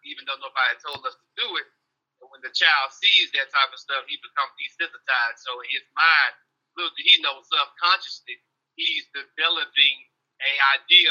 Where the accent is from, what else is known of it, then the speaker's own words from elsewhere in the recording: Atlanta, Georgia, United States; Born and bred in Atlanta